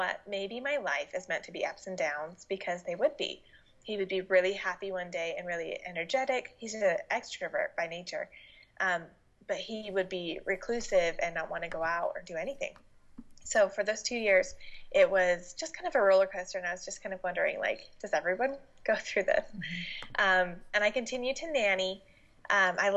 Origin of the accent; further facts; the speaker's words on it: Utah, United States; moved away as an adult; now in Washington, United States; I moved out to Washington from Utah, where I'm originally from